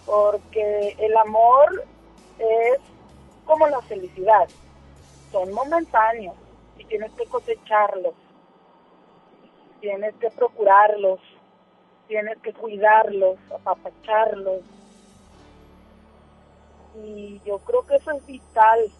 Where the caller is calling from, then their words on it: Apodaca, Nuevo León, Mexico; De Apodaca.